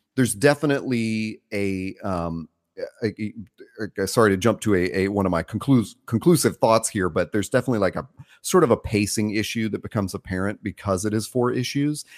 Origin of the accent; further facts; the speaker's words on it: the South, United States; growing up in the South